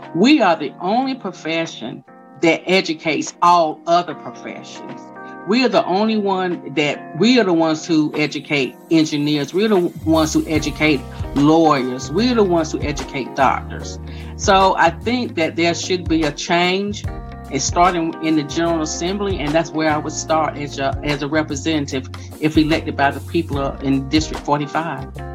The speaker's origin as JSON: {"language": "English", "town": "Fayetteville", "region": "North Carolina", "country": "United States", "tie": "born or raised there", "also_born_or_lived": "Hope Mills, North Carolina", "said": "I grew up in Fayetteville and I've lived in, in Hope Mills for over 28 years."}